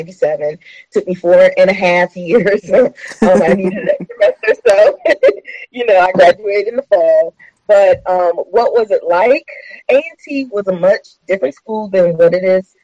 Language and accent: English; Hampton, Virginia, United States; I grew up in Hampton, less than 5 minutes from Langley Air Force Base